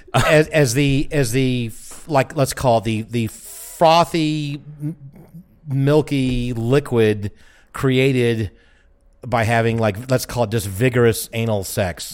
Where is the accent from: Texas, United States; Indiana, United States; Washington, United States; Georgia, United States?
Georgia, United States; Atlanta; I'm from Atlanta